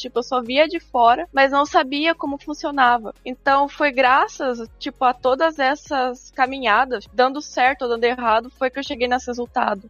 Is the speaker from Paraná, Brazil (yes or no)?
yes; Santo Antônio da Platina, northern Paraná, Brazil; eu sou de Santana do Platino, norte do Paraná, uma cidade pequena